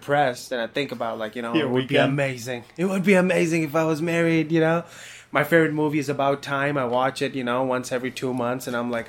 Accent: Pakistan; I'm from Pakistan.

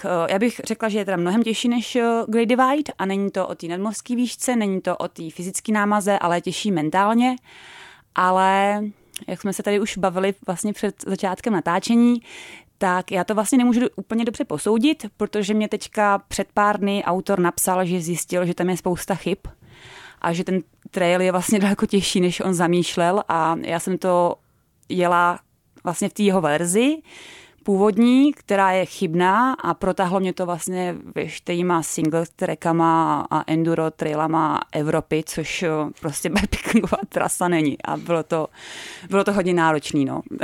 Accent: Czechia; moved away as an adult; also born or lived in New Zealand / Canada / Malta / Norway; now in Ireland; jako každý Čech

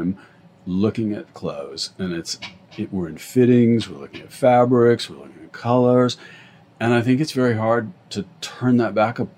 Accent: Santa Fe, New Mexico, United States; also born or lived in London; now in Los Angeles, United States; I grew up in Santa Fe

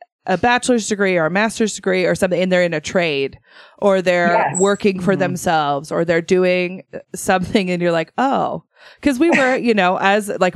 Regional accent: Idaho, United States; I am from born and raised in Idaho

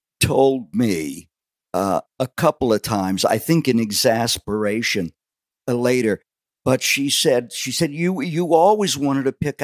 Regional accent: Allentown, Pennsylvania, United States; also born or lived in Wildwood, New Jersey; that's growing up on the south side of Allentown.

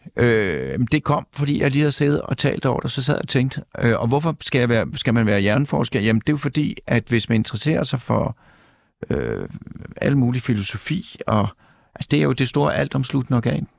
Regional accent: Mørkhøj, Capital Region of Denmark, Denmark

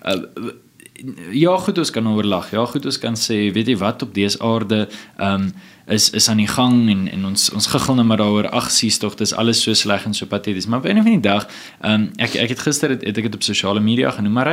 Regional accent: South Africa; ons as Suid-Afrikaners

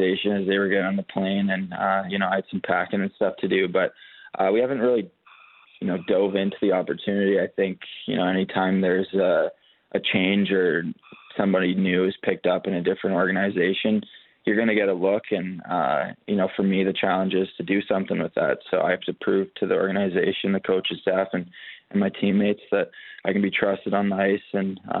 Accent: Canada; being a Canadian kid

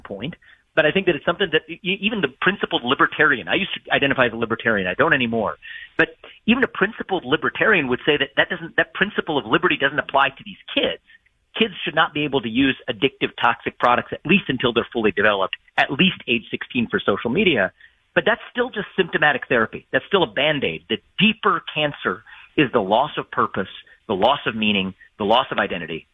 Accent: Ohio, United States

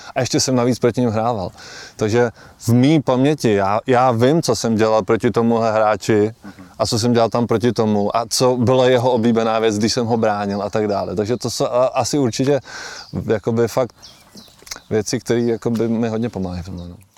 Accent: Holice, Pardubice Region, Czechia; moved away; Já jsem se narodil v Holicích, eh, moji rodiče tam žijou celý život do dneška a jsou takový holický patrioti

